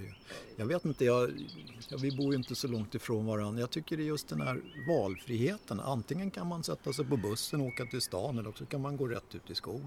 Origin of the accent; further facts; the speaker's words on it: Stockholm, Stockholm County, Sweden; jag, är också född och uppvuxen på Söder